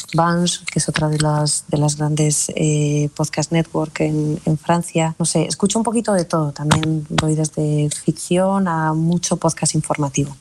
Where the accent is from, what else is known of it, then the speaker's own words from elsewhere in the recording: Basque Country, Spain; Soy muy vasca también, soy muy del norte